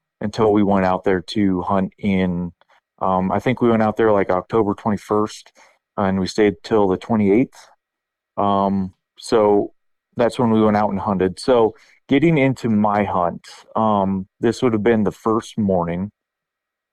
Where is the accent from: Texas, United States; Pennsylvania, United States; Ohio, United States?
Ohio, United States; Northeast; I'm from Northeast Ohio area